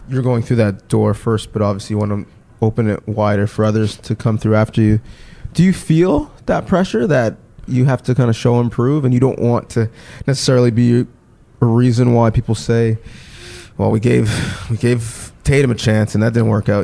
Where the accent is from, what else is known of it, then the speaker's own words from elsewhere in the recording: Canada; as Canadians